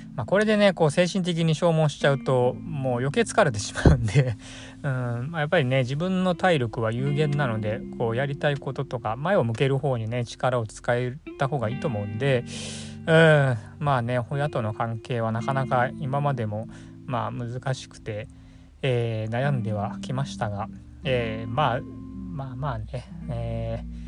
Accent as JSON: {"language": "Japanese", "region": "Chiba", "country": "Japan", "tie": "born or raised there", "moved": "yes", "said": "千葉のですね僕の実家"}